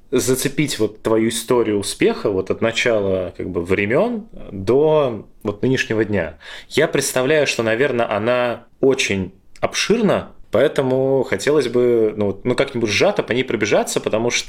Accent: Dnipro, Dnipropetrovsk Oblast, Ukraine; also born or lived in Moscow, Russia; now in United States; я родился в Украине, да. Ага. а город какой это был? Днепропетровск.

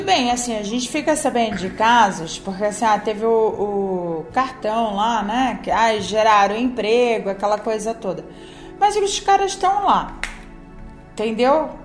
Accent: Santa Catarina, Brazil; moved away; eu venho do, do estado de Santa Catarina

